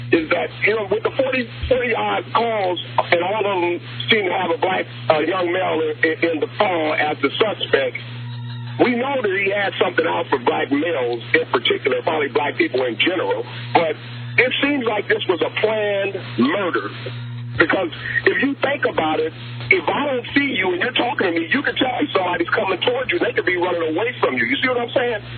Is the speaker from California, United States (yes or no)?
yes; Watts, California, United States; I'm 51 years old, and I, I was born and raised in Watts, California.